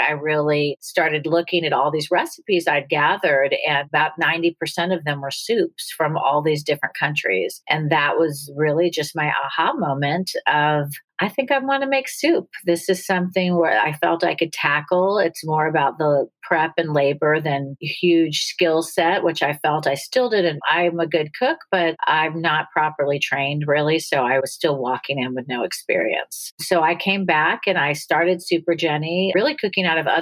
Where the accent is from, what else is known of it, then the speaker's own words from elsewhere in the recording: Los Angeles, California, United States; moved away as an adult; also born or lived in Pittsburgh, Pennsylvania / New York; now in Atlanta, United States; I ended up moving to Los Angeles with her